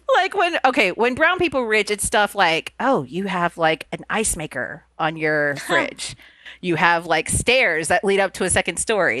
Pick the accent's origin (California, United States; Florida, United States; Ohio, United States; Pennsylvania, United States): Florida, United States; Immokalee; first language Spanish; English is a second language; I'm originally from a tiny little town in South Florida called Immokalee.